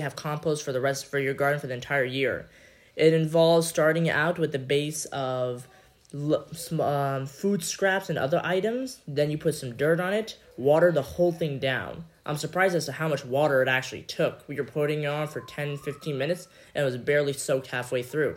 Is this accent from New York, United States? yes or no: yes; New York City, New York, United States; also born or lived in Pakistan; I'm originally born in Pakistan, but I grew up in New York City